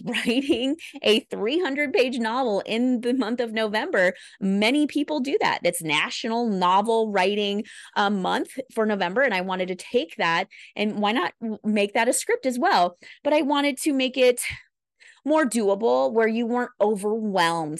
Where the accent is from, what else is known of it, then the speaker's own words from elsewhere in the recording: Midwest, United States; I'm a Midwesterner